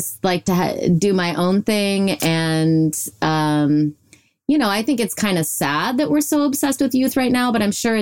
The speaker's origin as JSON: {"language": "English", "region": "Illinois", "country": "United States", "tie": "born or raised there", "said": "I was raised in Illinois."}